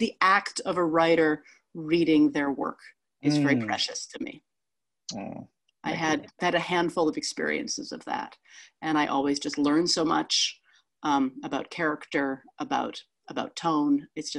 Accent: New York, United States; I love the city, but I always work there as a New Yorker going out of town to work.

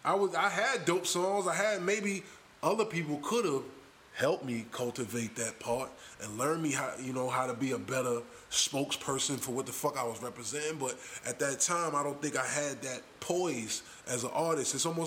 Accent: Toronto, Ontario, Canada; I'm from Jane and Finch, bro.

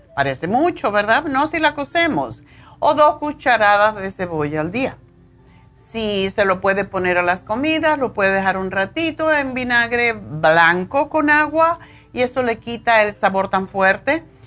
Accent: Cuba; siendo cubana

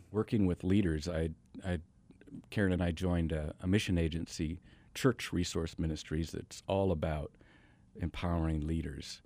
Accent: Washington, United States; moved away; also born or lived in Tacoma, Washington; I grew up in the Northwest, up in Washington State.

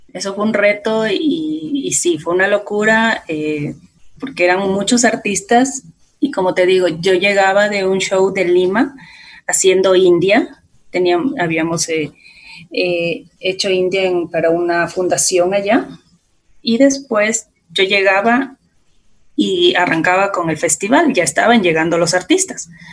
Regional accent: La Unión, Esmeraldas, Ecuador; yo vengo de Esmeraldas, exactamente de un pueblito que se llama La Unión, antes, ah, de, antes de Quinindé

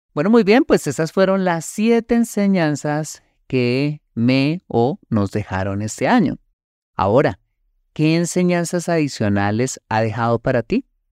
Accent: Colombia; los colombianos

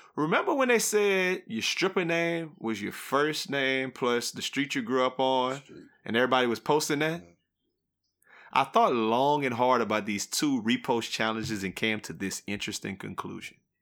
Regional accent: Louisiana, United States; growing up in Louisiana, we like Louisiana things.

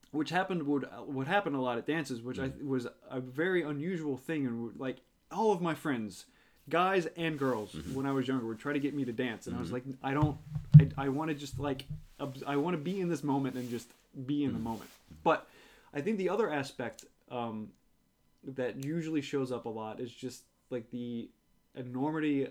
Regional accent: New Orleans, Louisiana, United States; moved away as an adult; growing up in New Orleans, I never really felt connected to the city

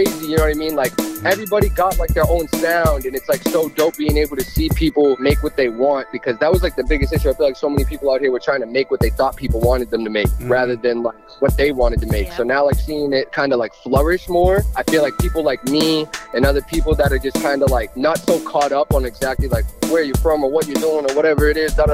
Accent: Weymouth, Massachusetts, United States; also born or lived in Boston; I was born here. I grew up in Weymouth.

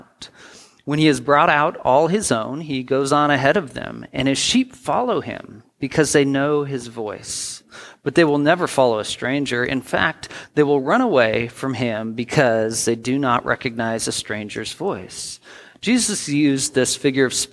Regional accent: United States; also born or lived in Portland; I grew up in the Tri-Cities a lot of my life, in Portland a couple years

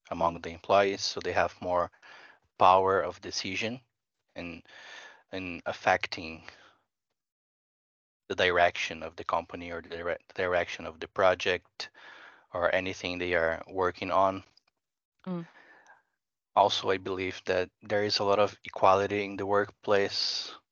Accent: Brazil; English is a second language; now in Finland; Yeah, I'm originally from Brazil, and I'm not saying that there are no flaws there because there are many.

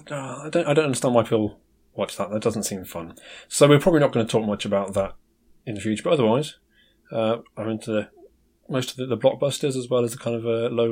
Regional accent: United Kingdom; I'm British

